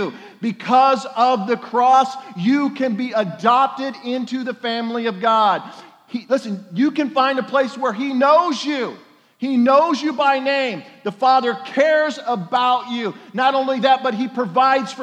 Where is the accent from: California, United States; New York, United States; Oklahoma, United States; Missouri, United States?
Oklahoma, United States; I'm from Oklahoma